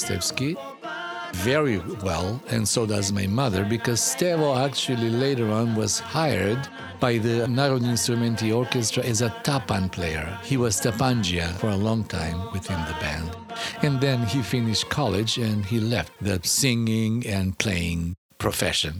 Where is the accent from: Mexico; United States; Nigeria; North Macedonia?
North Macedonia; Skopje; also born or lived in a village near Kumanovo; I do say I was born in a village, but I grew up in Skopje.